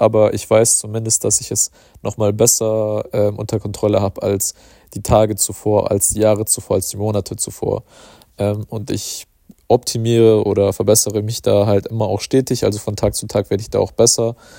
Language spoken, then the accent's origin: German; Germany; bei uns in Deutschland